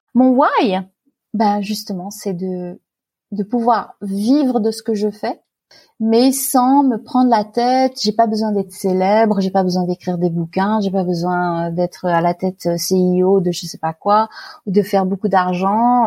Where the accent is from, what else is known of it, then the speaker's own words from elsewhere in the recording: Fayence, Provence-Alpes-Côte d'Azur, France; moved away as an adult; also born or lived in Paris region / Middle East / Pays-d'Enhaut, Switzerland; now in Switzerland; j'ai grandi euh, dans une très jolie propriété dans la région parisienne, euh, la première partie de ma vie. Ensuite, mes, parents ont déménagé et on est allé dans la Garrigue, euh, dans le sud de la France, dans un petit village qui s'appelait Fayence